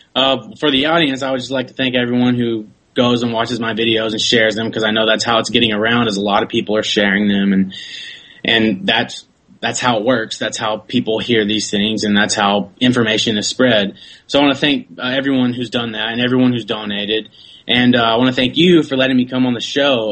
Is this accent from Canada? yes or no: no; United States; I'm an American citizen